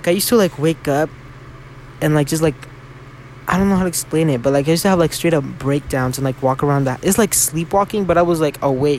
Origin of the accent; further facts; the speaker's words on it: Mexico; accent: Mexican; My Mexican accent came out. I'm sorry.